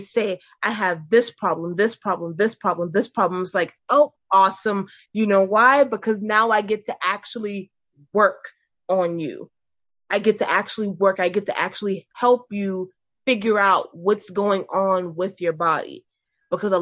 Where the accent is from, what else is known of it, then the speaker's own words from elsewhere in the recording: McClellanville, South Carolina, United States; also born or lived in Mount Pleasant, South Carolina / North Charleston, South Carolina / Summerville, South Carolina; I have grown up in McClellanville my entire life